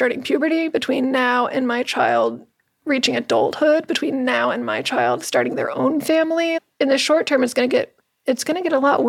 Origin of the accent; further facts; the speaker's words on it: Houston, Texas, United States; My husband and I grew up in the Houston area. We met in high school at Cyfair High School.